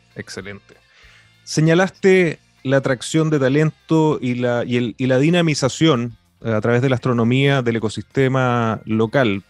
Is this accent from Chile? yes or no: yes; northern Chile, Chile; como nortino